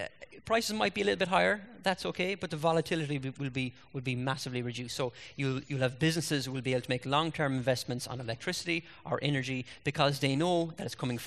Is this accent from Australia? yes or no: no; Ireland; as an Irish citizen and as Irish people